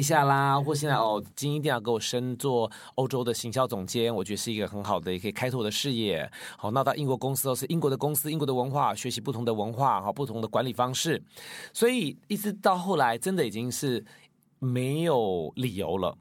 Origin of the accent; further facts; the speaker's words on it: Taiwan; moved away as an adult; also born or lived in United Kingdom; 二十二岁以前都在台湾